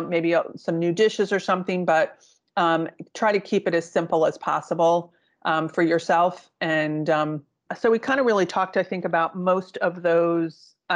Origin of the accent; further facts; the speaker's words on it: East Coast, United States; I grew up on the East Coast, and there's a part of my family's Italian